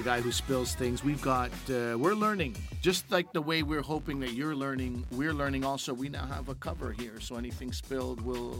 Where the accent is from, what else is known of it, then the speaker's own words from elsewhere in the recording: Montreal, Quebec, Canada; I'm from Montreal, Quebec